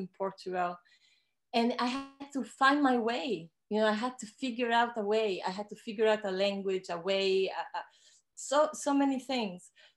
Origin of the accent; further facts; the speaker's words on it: Ecuador; now in Canada; I am a woman from the Andes. I grew up in Ecuador